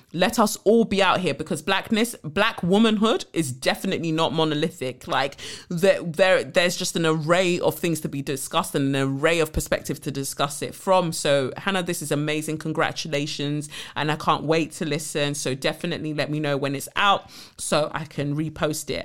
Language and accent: English; Nigeria; I'm the Nigerian one, so my American twin